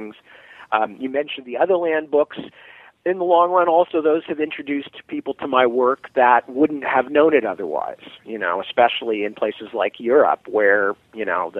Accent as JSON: {"language": "English", "town": "Palo Alto", "region": "California", "country": "United States", "tie": "born or raised there", "also_born_or_lived": "England", "moved": "as an adult", "said": "I come from Palo Alto, California, which is the Stanford University town"}